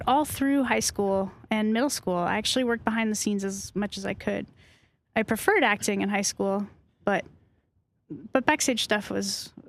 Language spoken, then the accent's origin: English; Massachusetts, United States; Massachusetts, just north of Boston.